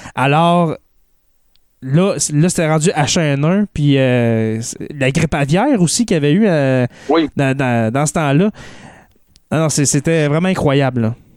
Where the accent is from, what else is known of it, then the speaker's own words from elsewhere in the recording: Témiscamingue, Quebec, Canada; on vient du même coin, toi, et moi, on vient du Témiscamingue.